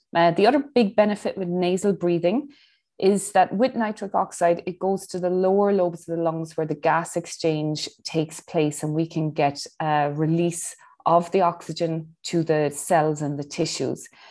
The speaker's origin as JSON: {"language": "English", "country": "Ireland", "moved": "yes", "lives_now": "Dubai, United Arab Emirates", "said": "I'm Irish"}